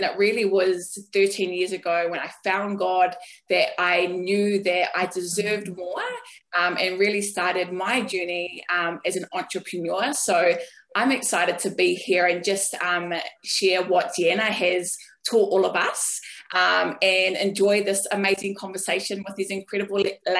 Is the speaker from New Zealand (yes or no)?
yes; New Zealand; now in Gold Coast, Australia; I'm coming to you live from the beautiful Gold Coast. I'm born and bred in New Zealand, and my culture or my background is Samoan. So I've got a Polynesian upbringing